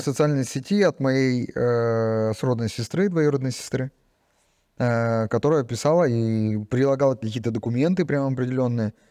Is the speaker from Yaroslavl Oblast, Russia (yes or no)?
no; Tyumen, Tyumen Oblast, Russia; я из Тюмени